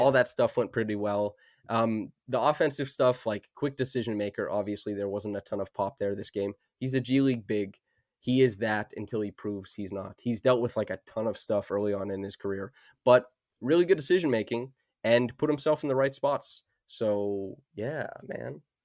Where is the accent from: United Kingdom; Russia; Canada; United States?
Canada; Saskatchewan; moved away; I grew up in Saskatchewan, dog, so I had no access to, like, anything.